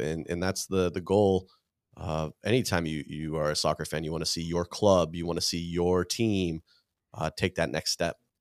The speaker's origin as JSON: {"language": "English", "region": "California", "country": "United States", "tie": "born or raised there", "said": "I grew up here in California"}